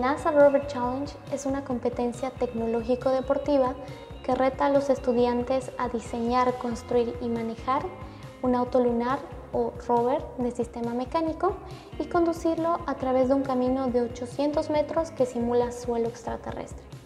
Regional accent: Bolivia; now in New York, United States; como primera boliviana

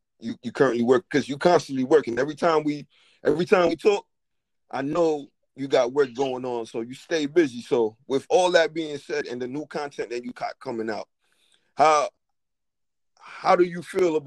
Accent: New York City, New York, United States; I'm coming from Brooklyn

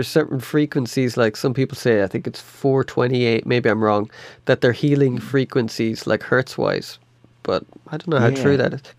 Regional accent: Ireland; moved away as an adult; also born or lived in Berlin; I grew up in Ireland

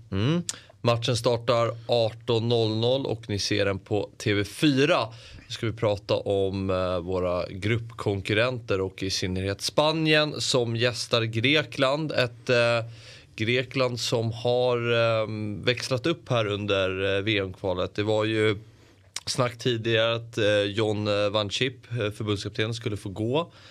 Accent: Sweden; som svensk

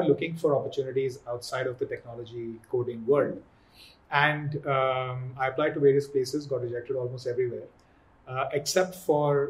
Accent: Agra, Uttar Pradesh, India; I grew up on KRA Air Force Base outside Agra, watching paratroopers coming down.

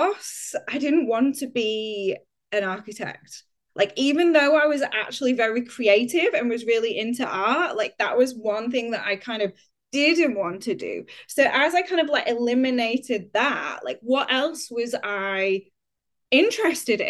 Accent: Huddersfield, Yorkshire and the Humber, United Kingdom; moved away; also born or lived in Leeds / York; my journey begins in Huddersfield in West Yorkshire. That is where I grew up

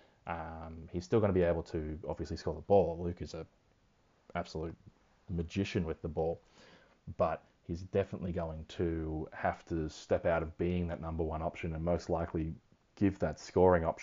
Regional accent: Australia; I'm Australian

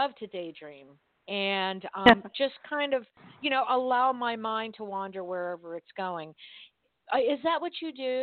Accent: Miami, Florida, United States; I grew up in Miami, which is in South Florida

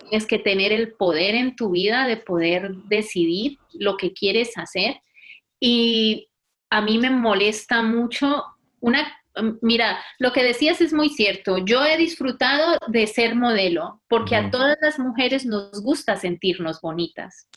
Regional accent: Buga, Valle del Cauca, Colombia; moved away as an adult; also born or lived in Buenos Aires, Argentina / Popayán, Colombia / Madrid, Spain; now in Catalonia, Spain; soy del Valle del Cauca, de Buga, y en este momento vivo en Cataluña.

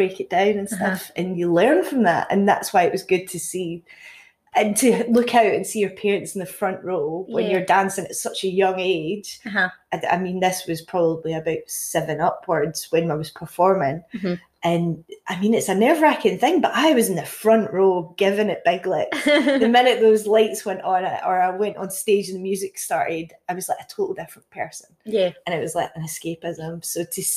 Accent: Castle Douglas, Scotland, United Kingdom; I'm originally from Castle Douglas, a little small town down Dumfries and Galloway. Born, raised there

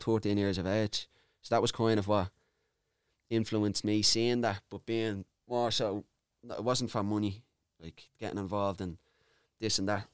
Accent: Dublin, Leinster, Ireland; I grew up in Charlotte Mount Street

